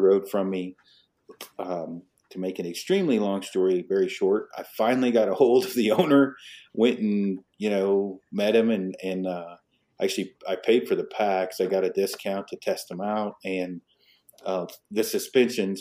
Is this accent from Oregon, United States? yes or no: yes; Detroit Lake, Oregon, United States; I was raised in Detroit Lake, Oregon